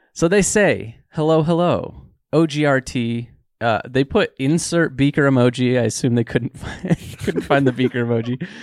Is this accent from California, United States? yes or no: no; Utah, United States; I grew up in Utah